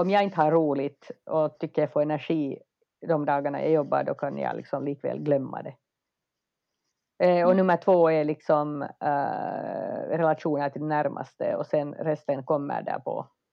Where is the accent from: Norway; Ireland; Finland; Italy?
Finland; moved away as an adult; also born or lived in United States; now in Stockholm, Sweden; jag är ju finsk